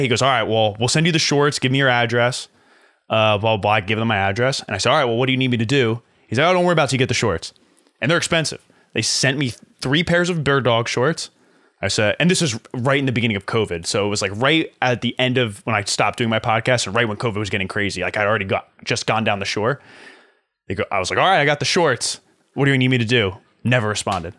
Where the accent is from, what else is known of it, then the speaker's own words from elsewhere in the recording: Flemington, New Jersey, United States; also born or lived in Hoboken, New Jersey; My hometown, Flemington